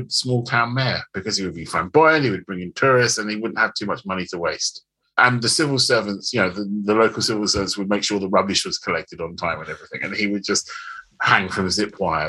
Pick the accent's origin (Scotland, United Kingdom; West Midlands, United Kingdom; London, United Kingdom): London, United Kingdom; So I grew up in Zone 2